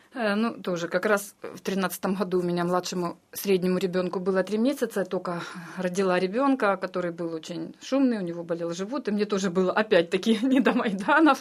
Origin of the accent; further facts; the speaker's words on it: Donetsk, Donetsk Oblast, Ukraine; moved away as an adult; Я родилась в Донецке